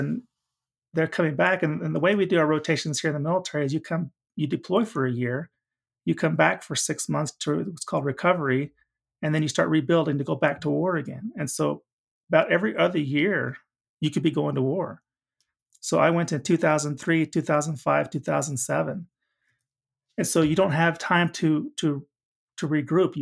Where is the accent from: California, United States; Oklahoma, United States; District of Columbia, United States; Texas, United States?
Oklahoma, United States; I'm from Oklahoma